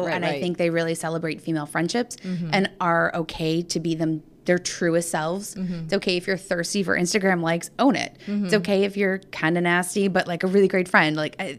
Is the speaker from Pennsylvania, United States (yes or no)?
yes; Pittsburgh, Pennsylvania, United States; And so we're both from Pittsburgh.